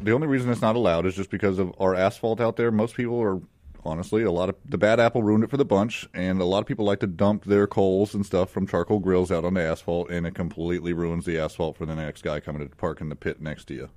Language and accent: English; Palmdale, California, United States; moved away as an adult; also born or lived in Phoenix, Arizona; now in Mississippi, United States; I'm originally from Palmdale, California. Uh, I was born and raised there